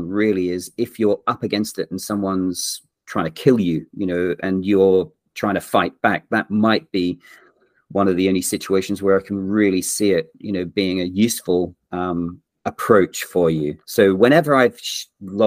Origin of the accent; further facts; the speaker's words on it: Australia; moved away; also born or lived in England / Yorkshire / London; I'm English born and grew up in Australia